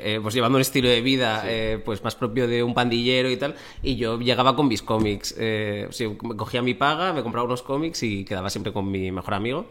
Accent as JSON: {"language": "Spanish", "town": "Torrevieja", "region": "Valencian Community", "country": "Spain", "tie": "born or raised there", "also_born_or_lived": "Bilbao, Basque Country, Spain", "moved": "as an adult", "said": "yo nací en Bilbao, pero los, cuando tenía ocho años, mi familia se mudó a Torrevieja"}